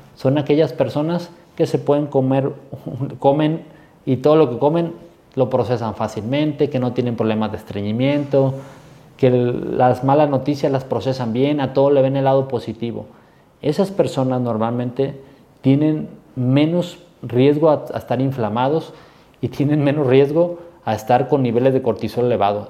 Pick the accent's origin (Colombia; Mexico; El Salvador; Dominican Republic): Mexico; yo soy mexicano y amo esas tradiciones